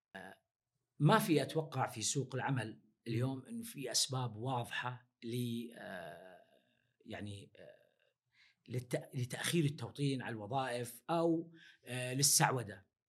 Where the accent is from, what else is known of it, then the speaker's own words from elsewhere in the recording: Saudi Arabia; عندنا في السعودية